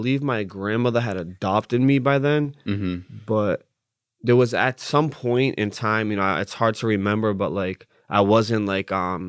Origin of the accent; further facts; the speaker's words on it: Lowell, Massachusetts, United States; I grew up in Lowell, Massachusetts.